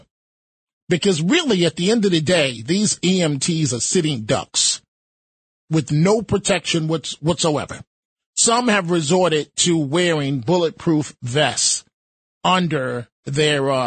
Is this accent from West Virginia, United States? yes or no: no; New York City, New York, United States; now in Rockland County, United States; I'm from all over the Bronx